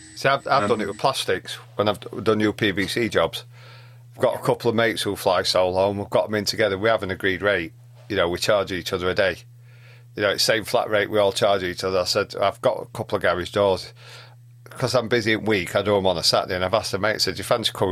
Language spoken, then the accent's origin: English; Yorkshire and the Humber, United Kingdom; being Yorkshireman